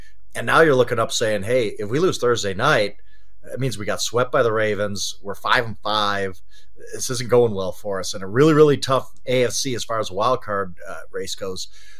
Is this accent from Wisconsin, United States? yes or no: yes; Wisconsin, United States; I was raised in Wisconsin.